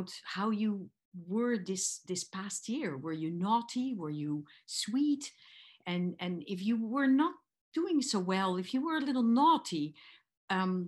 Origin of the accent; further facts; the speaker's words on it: Geldrop, North Brabant, Netherlands; moved away as an adult; also born or lived in Amsterdam, Netherlands; now in Victoria, Canada; I'm actually from the Netherlands. I was born in Geldrop and lived for 18 years in Amsterdam